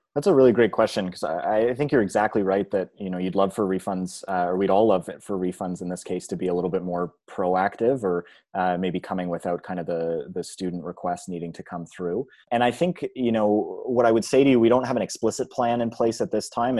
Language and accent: English; Georgetown, Ontario, Canada; moved away as an adult; now in Halifax, Canada; I grew up in, uh, Georgetown, which is a, a small community on Ontario, just north of Mississauga